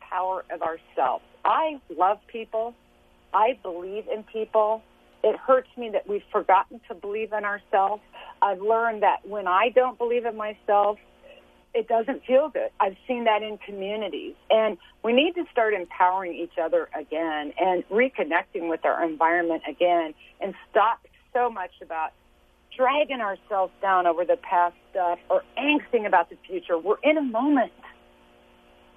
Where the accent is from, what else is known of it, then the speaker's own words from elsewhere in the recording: Lawrence, Kansas, United States; I was born and raised in Lawrence, Kansas